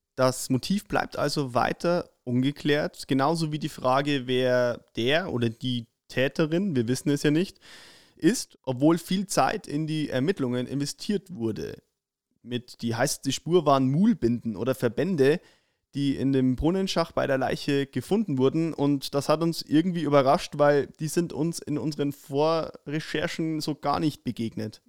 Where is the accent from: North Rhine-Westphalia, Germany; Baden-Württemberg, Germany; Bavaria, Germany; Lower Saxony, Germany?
Bavaria, Germany; Upper Palatinate; bei uns in der Oberpfalz